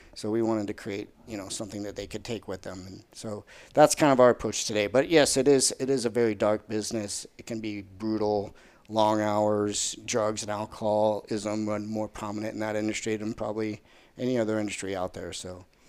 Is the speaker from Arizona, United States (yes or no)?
yes; Arizona, United States; moved away as an adult; also born or lived in Colorado / Chicago / Southern California; I was, uh, born and raised in Arizona, so I'm a native.